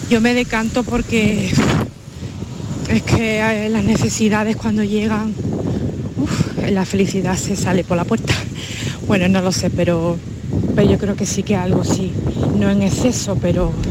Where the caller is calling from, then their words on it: Seville, Andalusia, Spain; de Sevilla.